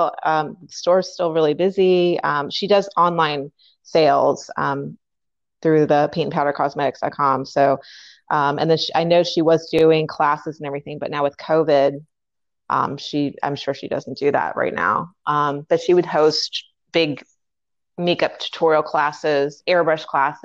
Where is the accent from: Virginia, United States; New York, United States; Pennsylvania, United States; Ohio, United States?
Virginia, United States; Fairfax; moved away as an adult; now in Washington, D.C., United States; I'm actually born and raised in Fairfax, and I just actually never ended up leaving